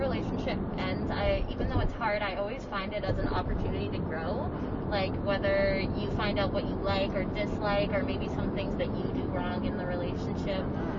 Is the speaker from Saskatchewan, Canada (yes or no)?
yes; Saskatoon, Saskatchewan, Canada; moved away; also born or lived in Canmore / Vancouver Island; Yeah, I'm from Saskatoon